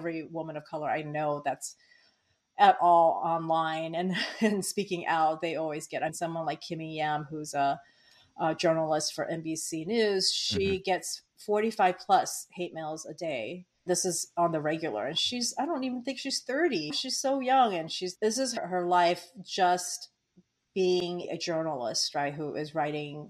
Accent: Cerritos, California, United States; also born or lived in Taiwan; I definitely feel Asian American because I grew up in Cerritos, California

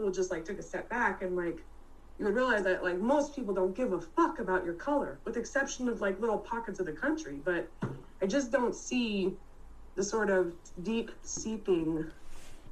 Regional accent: Bay Area, California, United States; moved away as an adult; also born or lived in North Carolina; I grew up in the Bay Area.

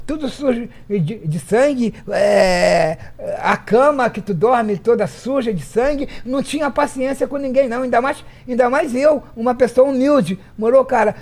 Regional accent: Petrópolis, Rio de Janeiro, Brazil; nasci em Petrópolis

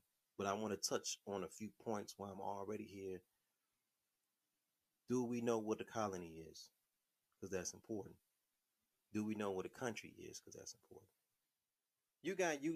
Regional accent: Detroit, Michigan, United States

